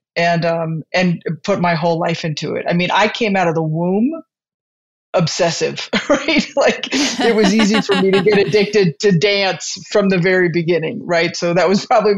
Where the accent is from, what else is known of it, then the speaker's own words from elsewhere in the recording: California, United States; I am born and raised in California